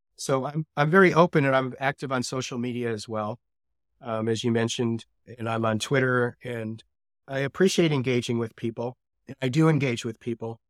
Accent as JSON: {"language": "English", "region": "Colorado", "country": "United States", "moved": "as an adult", "lives_now": "Israel", "said": "I come from Colorado"}